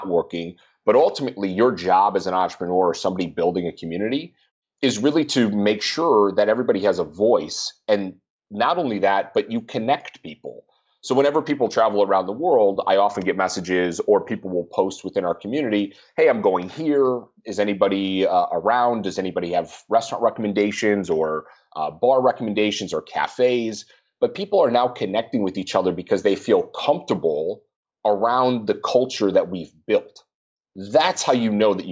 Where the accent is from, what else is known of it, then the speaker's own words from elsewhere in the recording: Minnesota, United States; I'm from Minnesota